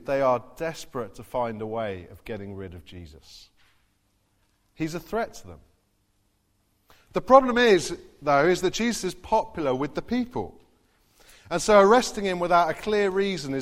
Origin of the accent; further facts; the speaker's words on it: Farnborough, South East England, United Kingdom; also born or lived in Derby; now in Basingstoke, United Kingdom; I grew up in Farnborough as well